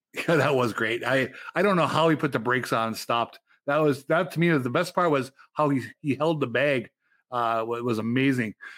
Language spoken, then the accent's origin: English; Upper Michigan, United States; moved away; where I grew up in Upper Michigan